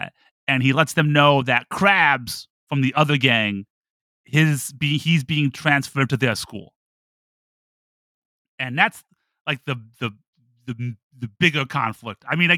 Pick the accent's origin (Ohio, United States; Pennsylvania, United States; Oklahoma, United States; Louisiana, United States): Ohio, United States; Toledo; Toledo, Ohio.